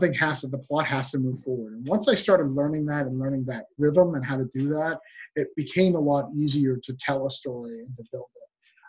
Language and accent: English; Rochester, New Hampshire, United States; moved away as an adult; also born or lived in Florida; I'm from New Hampshire. I'm from a small town in New Hampshire called Rochester, and I flew to Florida to go to film school.